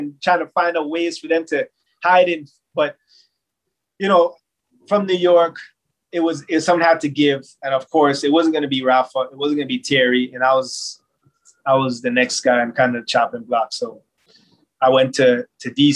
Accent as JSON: {"language": "English", "town": "Toronto", "region": "Ontario", "country": "Canada", "tie": "born or raised there", "said": "in my hometown"}